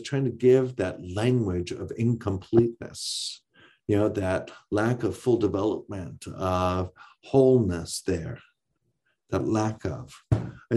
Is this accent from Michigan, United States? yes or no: yes; Ironwood, Michigan, United States; also born or lived in Houghton, Michigan; my hometown of Ironwood